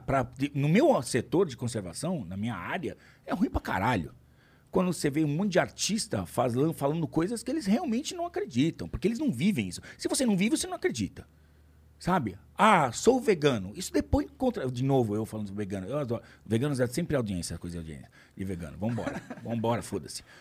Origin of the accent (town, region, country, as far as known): Brazil